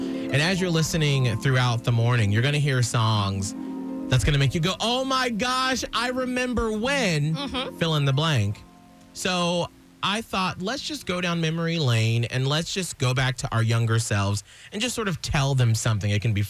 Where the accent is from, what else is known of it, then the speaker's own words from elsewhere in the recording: Atlanta, Georgia, United States; So I grew up in Atlanta, where I lived south of the city, and I was bused up to the quote-unquote rich white area, because I'm black